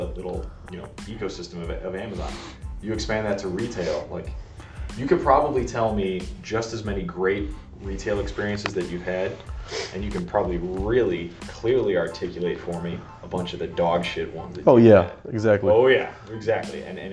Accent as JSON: {"language": "English", "town": "Chicago", "region": "Illinois", "country": "United States", "said": "I'm from Chicago"}